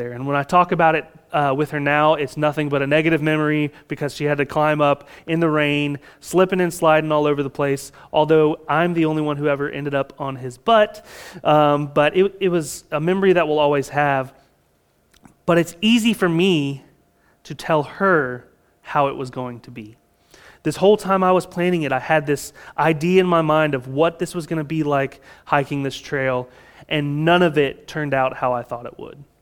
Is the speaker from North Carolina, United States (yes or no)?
no; Florida, United States; again, we're from Florida, and so it might be raining in your front yard and not in your backyard.